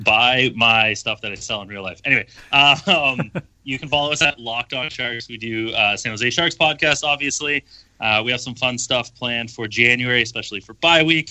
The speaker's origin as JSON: {"language": "English", "town": "Toronto", "region": "Ontario", "country": "Canada", "said": "I'm, I'm from Toronto, so, to be fair, I live, like, four hours away"}